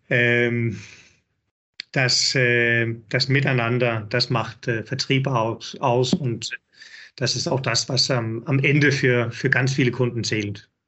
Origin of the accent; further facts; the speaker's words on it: Denmark; German is a second language; now in Hamburg, Germany; bin Däne, hört man sicherlich. Einige Wörter